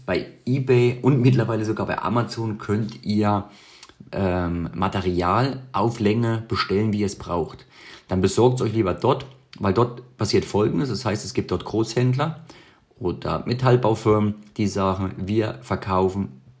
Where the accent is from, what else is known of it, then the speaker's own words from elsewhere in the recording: Switzerland; auch für mich selbst als Schweizer, der jeden Tag schweißt